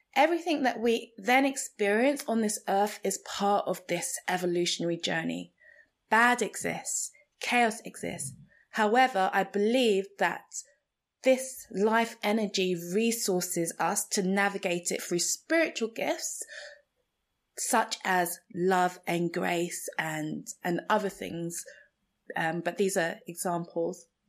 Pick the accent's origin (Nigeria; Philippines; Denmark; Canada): Nigeria; first language Igbo; English is a second language; Igbo, which is my native tongue in Nigeria